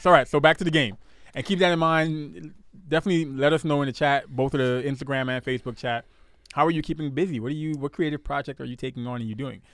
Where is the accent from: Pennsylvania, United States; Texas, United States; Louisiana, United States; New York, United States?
New York, United States; New York City; moved away; I'm from Brooklyn.